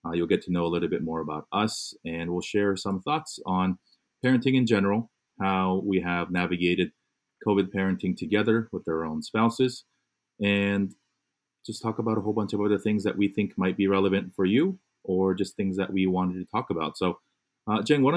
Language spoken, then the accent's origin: English; Fullerton, California, United States; born or raised there; also born or lived in Korea / New York / Michigan; now in Los Angeles, United States